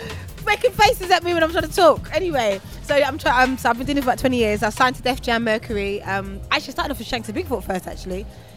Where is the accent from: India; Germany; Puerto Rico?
Germany; moved away; also born or lived in Jamaica; My family's Jamaican originally, but I grew up in Germany. My stepdad was German, so I grew up in Germany as well.